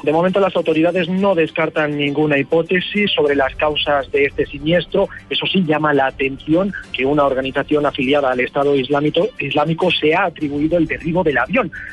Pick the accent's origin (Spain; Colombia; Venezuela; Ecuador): Colombia; corregimiento Monterrey, municipality of Simití, Bolívar; also born or lived in San Pablo, Bolívar (six years displaced); estoy aquí en el, corregimiento, en municipio de Cementín, en el corregimiento Monterrey